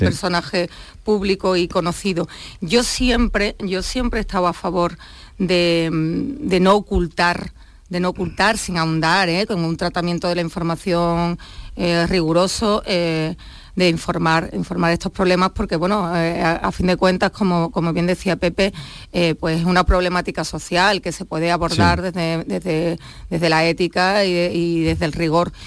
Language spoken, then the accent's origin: Spanish; Huelva, Andalusia, Spain; now in Cádiz, Spain; soy de Huelva, ¿eh? que muchas veces ya siempre, hablo de Cádiz y, y me olvido de mi patria chica onubense